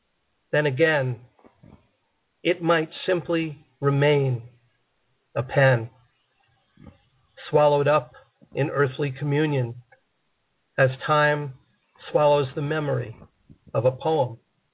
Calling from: Harpersville, New York, United States; I am calling from Harpersville, New York.

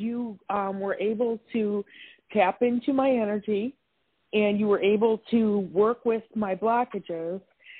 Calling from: Wisconsin, United States; I'm calling from Wisconsin.

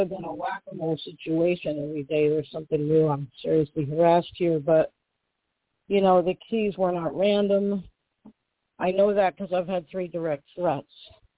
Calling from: Western Massachusetts, United States; I'm calling right now from Western Massachusetts.

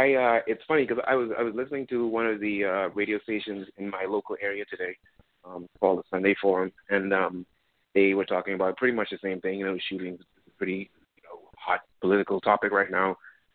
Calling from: Florida, United States; I'm calling from Florida.

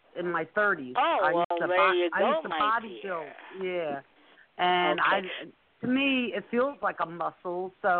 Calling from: Pennsylvania, United States; No, no, I'm in Pennsylvania.

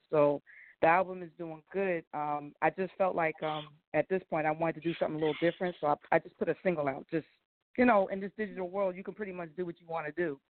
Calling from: New Jersey, United States; Now, New uh, Jersey

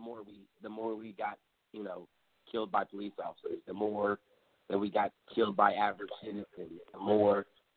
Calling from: Gainesville, Virginia, United States; I'm calling from Gainesville, Virginia.

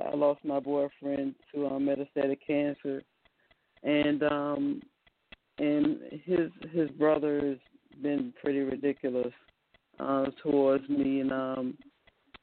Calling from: Virginia, United States; I'm calling from Virginia

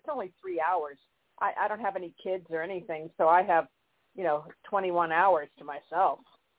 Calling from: California, United States; Hi, this is …, and I'm in California.

